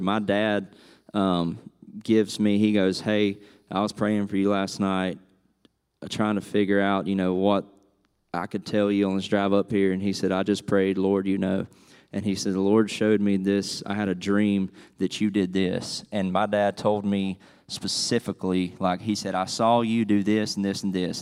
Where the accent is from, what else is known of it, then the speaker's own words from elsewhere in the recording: South Georgia, United States; now in Franklin, United States; I'm originally from South Georgia